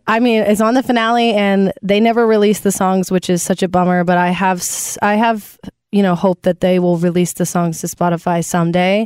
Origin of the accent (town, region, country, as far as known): Nashville, Tennessee, United States; born or raised there